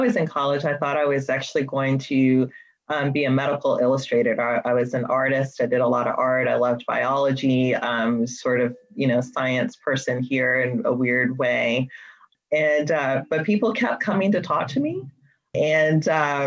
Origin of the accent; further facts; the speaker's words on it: Memphis, Tennessee, United States; I grew up in Memphis, Tennessee